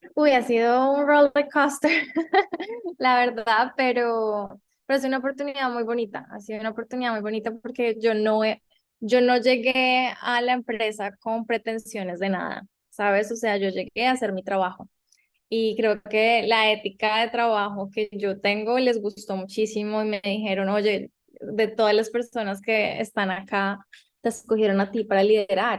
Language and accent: Spanish; Colombia; moved away as an adult; also born or lived in New York; now in United States; mi tierra, Colombia